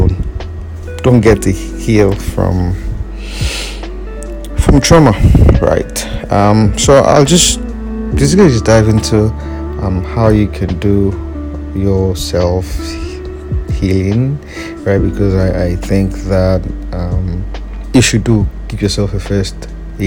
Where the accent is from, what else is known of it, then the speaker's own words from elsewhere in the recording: Nigeria; as a Nigerian